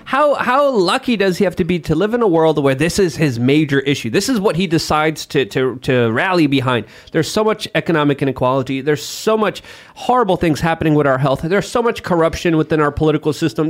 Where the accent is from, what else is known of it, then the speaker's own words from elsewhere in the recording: Poland; moved away; growing up in Poland